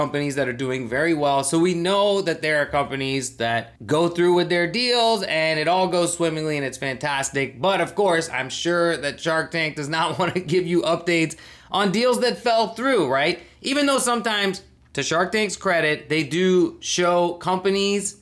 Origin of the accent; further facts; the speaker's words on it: Thailand; as a Pakistani who grew up in Thailand